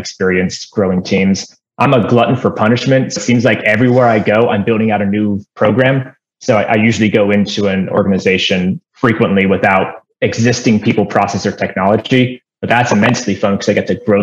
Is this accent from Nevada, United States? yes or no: yes; Las Vegas, Nevada, United States; moved away; I was born and raised in Las Vegas, one of the very few people.